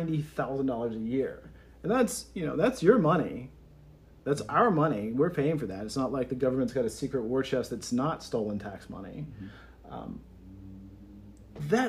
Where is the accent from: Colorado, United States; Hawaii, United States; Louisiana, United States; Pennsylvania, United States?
Louisiana, United States; moved away; I was raised here, and since coming back